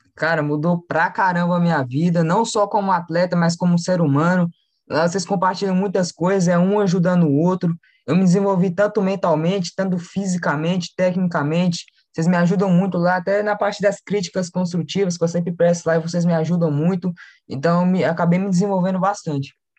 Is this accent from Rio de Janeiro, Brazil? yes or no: no; Belo Horizonte, Minas Gerais, Brazil; eu sou de BH, aqui de Minas Gerais